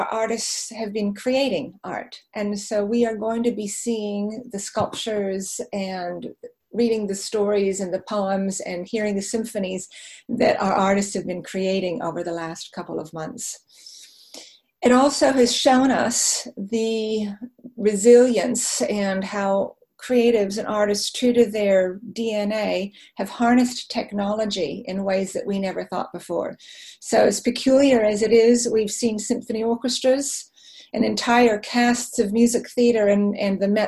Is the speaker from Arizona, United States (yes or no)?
yes; Arizona, United States; moved away as an adult; now in New Zealand; My childhood was spent in the desert in Arizona.